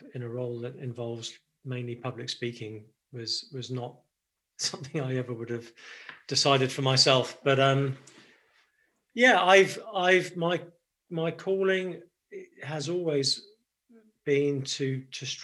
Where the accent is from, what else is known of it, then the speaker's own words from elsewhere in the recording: United Kingdom; moved away as an adult; now in Nashville, United States; I'm actually British. So I grew up in the UK, have only been really in the States making this my base in the last year or two